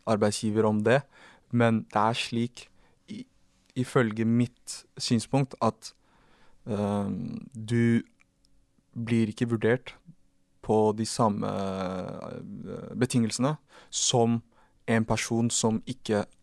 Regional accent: Oslo, Norway; Jeg er jo fra Oslo, det er en liten

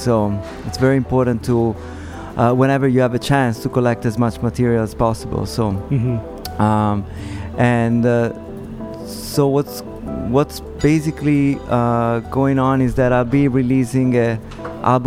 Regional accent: Padua, Veneto, Italy; English is a second language; my hometown, Padova, in Italy.

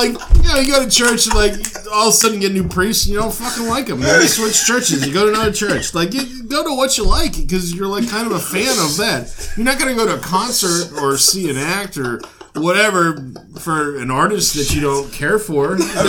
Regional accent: Maryland, United States; moved away; I grew up down in Maryland.

